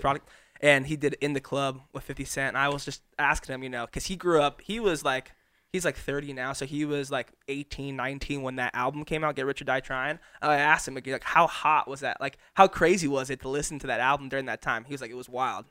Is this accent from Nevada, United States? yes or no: yes; Las Vegas, Nevada, United States; moved away; being born and raised in Vegas